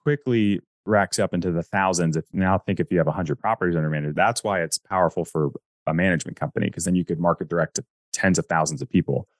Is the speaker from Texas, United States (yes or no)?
no; North Carolina, United States; I grew up in North Carolina